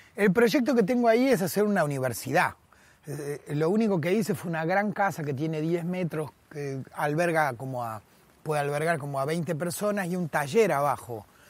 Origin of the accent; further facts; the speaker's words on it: Buenos Aires, Argentina; moved away as an adult; also born or lived in Avellaneda / Vicente López / Madrid; nací y me crié en la capital federal. Y conozco, eh, eh, nací y me crié en Buenos Aires